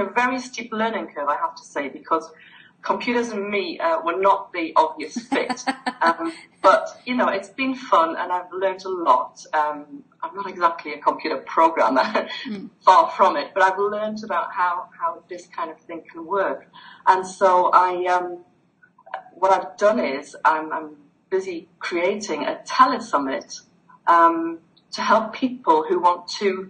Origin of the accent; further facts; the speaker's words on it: the north of England, United Kingdom; moved away as an adult; also born or lived in Greece; I'm from the north of England, and I was born and brought up here.